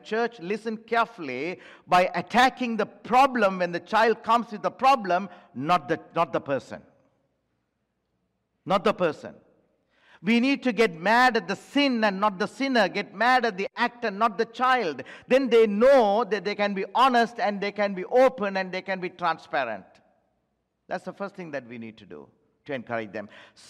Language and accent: English; Timbuktu, Tombouctou Region, Mali; English is a second language; When I was young and when I was growing up in Timbuktu, who is worried about it?